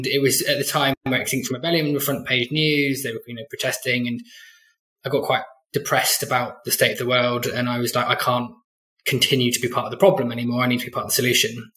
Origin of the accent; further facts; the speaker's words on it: Glastonbury, South West England, United Kingdom; I came from Glastonbury